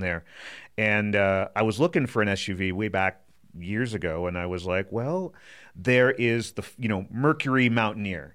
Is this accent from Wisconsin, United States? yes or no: yes; Wisconsin, United States; also born or lived in East Coast; now in Colorado, United States; I grew up in Wisconsin, and lived on the East Coast for a while